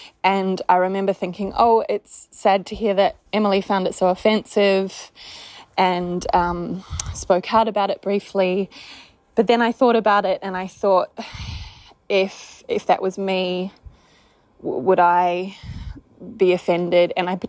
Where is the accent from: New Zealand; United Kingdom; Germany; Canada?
New Zealand; accent: Australian; now in Australia; I live in Australia. I sound like an Australian, but I'm actually a New Zealander.